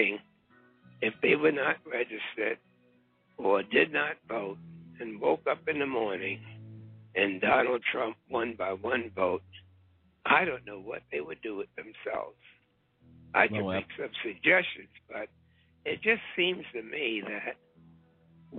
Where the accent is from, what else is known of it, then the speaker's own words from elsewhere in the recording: New York City, New York, United States; I'll be right here in my hometown of Harlem